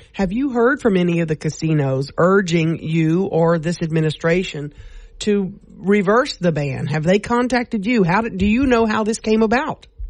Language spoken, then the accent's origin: English; Louisiana, United States; we're from Massachusetts, and we're from Louisiana